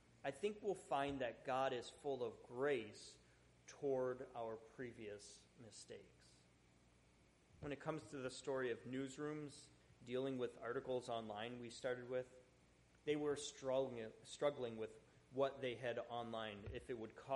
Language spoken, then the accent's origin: English; Buffalo, New York, United States; I grew up in Buffalo